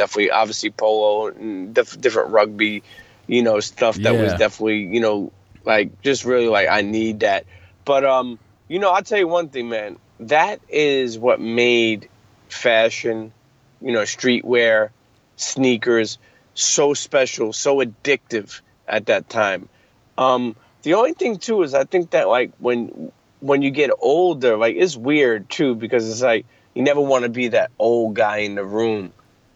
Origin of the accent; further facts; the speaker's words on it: New York City, New York, United States; moved away as an adult; now in New Jersey, United States; I grew up in Brooklyn all my life. I live in Jersey now